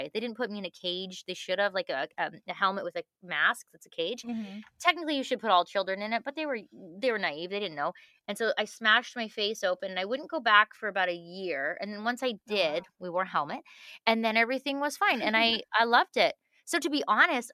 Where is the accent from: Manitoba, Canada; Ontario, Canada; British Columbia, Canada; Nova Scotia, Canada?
Manitoba, Canada; moved away as an adult; also born or lived in West Coast; I grew up in Manitoba, which is straight up from Fargo in Minnesota.